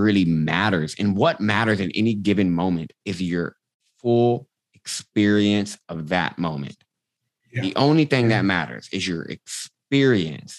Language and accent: English; Austin, Texas, United States; I'm from Austin, Texas, born and raised